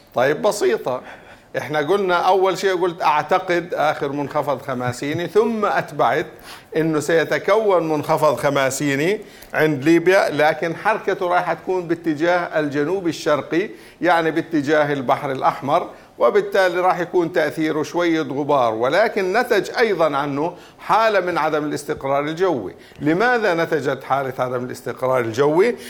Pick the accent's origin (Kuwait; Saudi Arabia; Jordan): Jordan; عندنا في الاردن